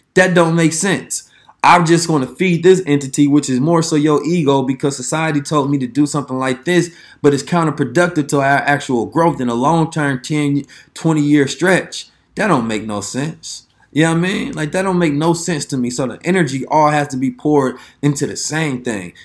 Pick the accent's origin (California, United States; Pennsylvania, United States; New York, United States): California, United States; Oakland; I'm from Oakland, man, the city again.